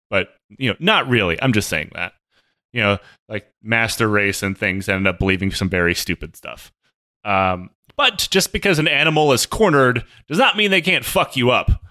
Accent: Michigan, United States; moved away; also born or lived in Washington; the city I grew up in in Michigan

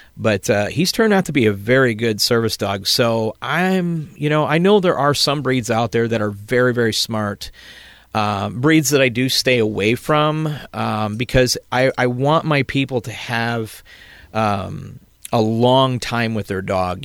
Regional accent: South Elgin, Illinois, United States; moved away as an adult; now in Southern Illinois, United States; originally from South Elgin

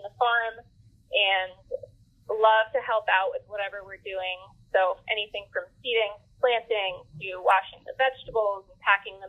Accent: Ulster County, New York, United States; also born or lived in Pittsburgh, United States; I went from there to move back to this area, which is where I'm from Ulster County

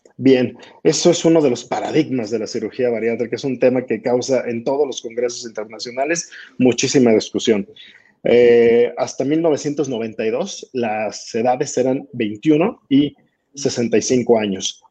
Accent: Mexico; En mi país, en México

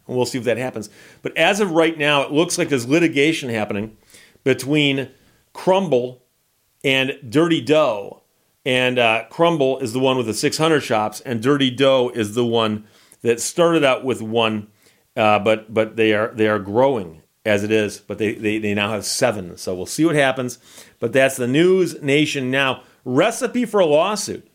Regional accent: Michigan, United States; I'm from Michigan.

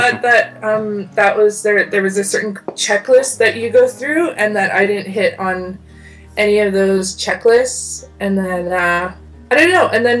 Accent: Prince Rupert, British Columbia, Canada; also born or lived in Masset, British Columbia; now in Vancouver, Canada; from the Haida Nation. I'm also half Cree. I come from Masset, grew up in Prince Rupert, and now I live in Vancouver.

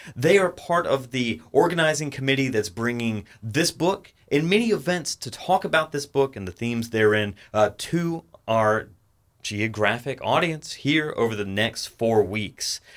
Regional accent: Atlanta, Georgia, United States; I grew up in the Atlanta area.

